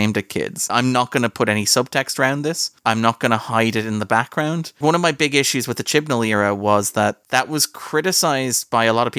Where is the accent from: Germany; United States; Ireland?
Ireland; as an Irishman